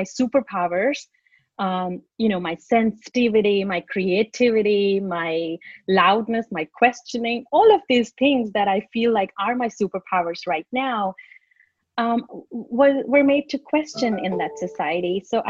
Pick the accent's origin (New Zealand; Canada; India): India; now in Australia; when I was growing up in India